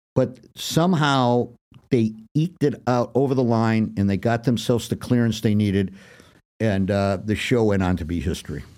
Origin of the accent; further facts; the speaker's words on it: Detroit, Michigan, United States; I was from Detroit